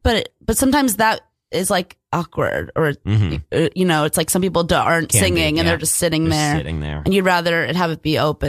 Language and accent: English; New Zealand; I'm from New Zealand.